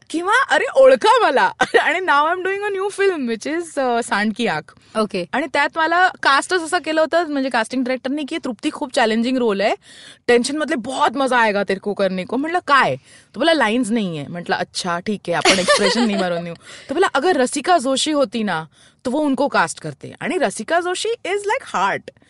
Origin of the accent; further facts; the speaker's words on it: Mumbai, Maharashtra, India; अजिबात नाही मी मुंबईचीच आहे